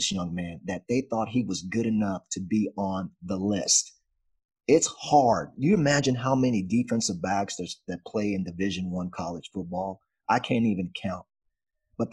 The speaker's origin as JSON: {"language": "English", "town": "Dallas", "region": "Texas", "country": "United States", "tie": "born or raised there", "said": "Yeah, I grew up in Dallas, and I used to watch a lot of the Cowboys"}